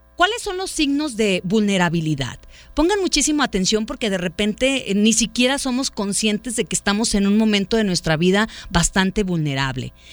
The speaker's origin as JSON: {"language": "Spanish", "town": "Autlán", "region": "Jalisco", "country": "Mexico", "moved": "yes", "lives_now": "Guadalajara, Mexico", "said": "yo no soy de Guadalajara, yo soy de Autlán."}